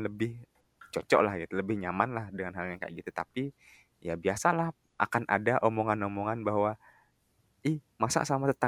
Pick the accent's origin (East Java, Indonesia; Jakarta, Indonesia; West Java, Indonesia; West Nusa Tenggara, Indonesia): West Nusa Tenggara, Indonesia; kalau misalnya aku bayangin sama desaku yang di Lombok sih